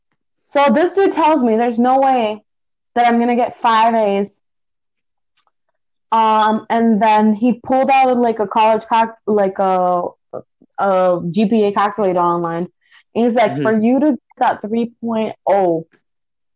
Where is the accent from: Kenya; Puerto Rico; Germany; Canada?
Puerto Rico; moved away; I grew up in Puerto Rico. We have a different academic system.